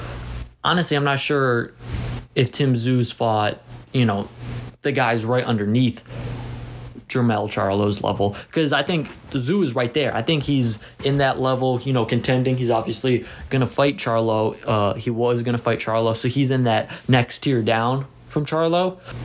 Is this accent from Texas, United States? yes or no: yes; Arlington, Texas, United States; a week after Tank versus Ryan in my hometown of Arlington, Texas.